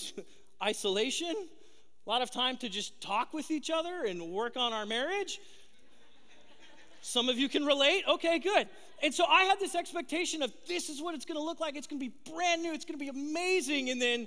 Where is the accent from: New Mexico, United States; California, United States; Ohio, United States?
California, United States; Southern; born or raised there